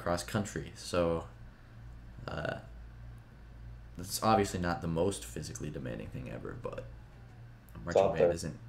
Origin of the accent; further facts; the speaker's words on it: California, United States; moved away as an adult; now in Kansas, United States; I'm from California.